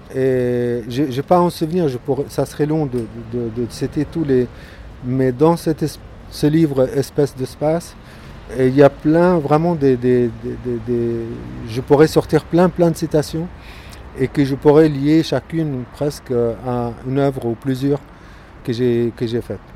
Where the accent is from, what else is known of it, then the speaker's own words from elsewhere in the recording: Gaza, Gaza Strip, Palestine; now in France; Je suis né à Gaza, Palestine